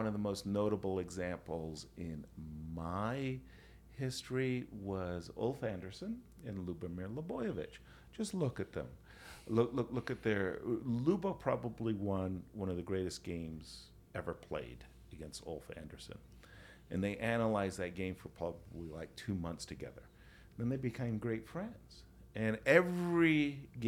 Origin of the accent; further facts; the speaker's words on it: United States; I'm American